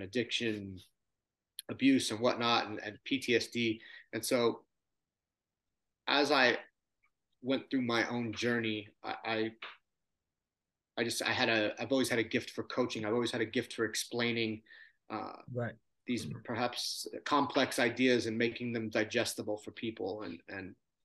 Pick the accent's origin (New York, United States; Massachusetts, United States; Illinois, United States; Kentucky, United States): New York, United States; Long Island; now in San Diego, United States; I grew up on Long Island, and tough middle-class working family